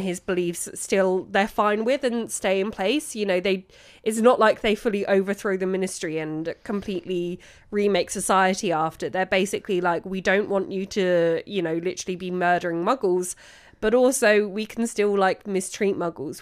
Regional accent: London, United Kingdom; as a Londoner

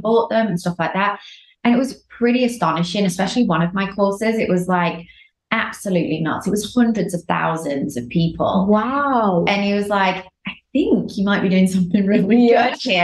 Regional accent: United Kingdom; now in Los Angeles, United States; I'm from the UK, living

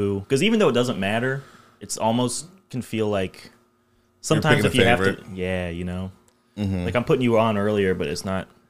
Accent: Rushville, Indiana, United States; born or raised there; also born or lived in Greenfield, Indiana

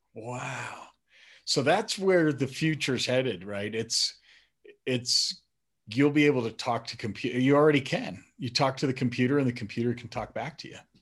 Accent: Colorado, United States; also born or lived in Madison, Wisconsin; I was born in Madison, but we moved to Colorado when I was about five or six

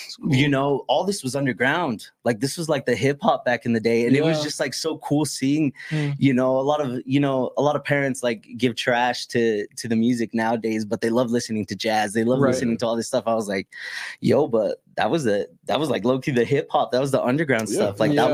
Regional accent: Provo, Utah, United States; also born or lived in El Paso, Texas / New Mexico / Mexico; I was born and raised in Provo, Utah

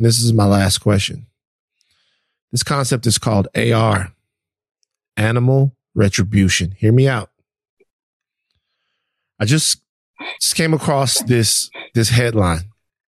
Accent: Baton Rouge, Louisiana, United States; I'm from Baton Rouge, Louisiana.

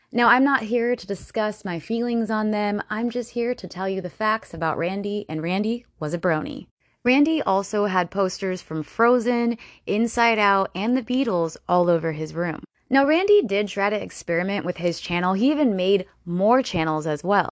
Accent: Florida, United States; I am from Florida

